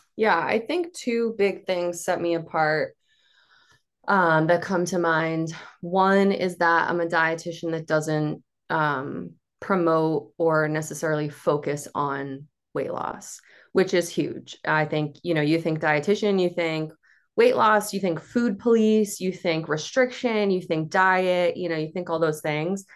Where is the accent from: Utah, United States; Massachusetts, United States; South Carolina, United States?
Massachusetts, United States; Cape Cod; I'm from the Cape